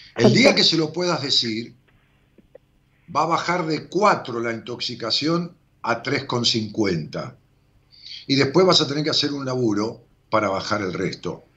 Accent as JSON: {"language": "Spanish", "country": "Argentina", "tie": "born or raised there", "said": "de allá de mi pueblo"}